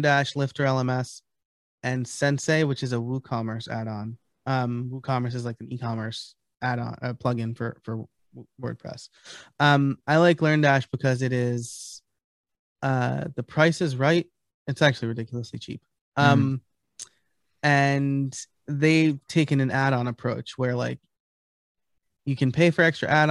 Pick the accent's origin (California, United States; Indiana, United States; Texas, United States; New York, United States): New York, United States; moved away; I'm originally from New York. So I'm a New York Italian.